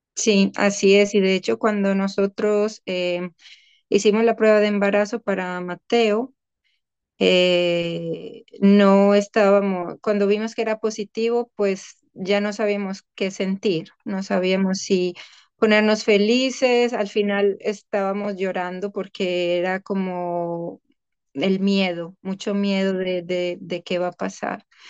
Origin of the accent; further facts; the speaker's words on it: Colombia; moved away as an adult; also born or lived in Amsterdam, Netherlands / Cologne, Germany; now in The Hague, Netherlands; soy colombiana y llevo ya 14 años en Europa